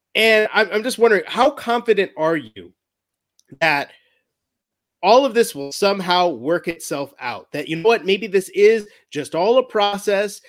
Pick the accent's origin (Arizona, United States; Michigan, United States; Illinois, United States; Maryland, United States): Illinois, United States; Chicago; when we grew up in Chicagolands, we've always been Bears fans